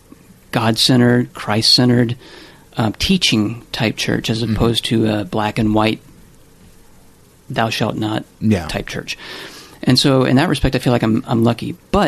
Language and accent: English; Louisiana, United States; I came away from my experience growing up in Louisiana and going to a Southern Baptist church with certain knee-jerk reactions to certain things